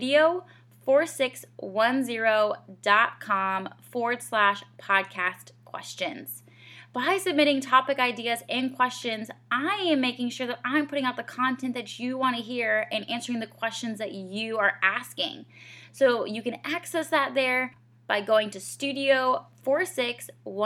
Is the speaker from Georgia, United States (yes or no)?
yes; Georgia, United States; moved away as an adult; also born or lived in Rochester, Minnesota / Asheville, North Carolina; now in Greenville, United States; I'm from Georgia